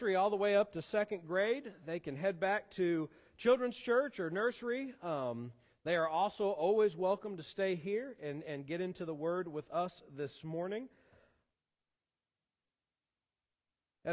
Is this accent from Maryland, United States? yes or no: no; Columbia, Missouri, United States; moved away; I was a freshman in high school back in my hometown of Columbia, Missouri